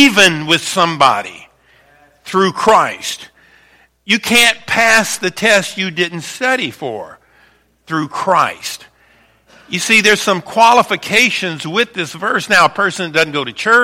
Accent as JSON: {"language": "English", "town": "Baton Rouge", "region": "Louisiana", "country": "United States", "tie": "born or raised there", "moved": "as an adult", "lives_now": "Northern Michigan, United States", "said": "I was raised in Baton Rouge, Louisiana, a city that would be very similar to Lansing"}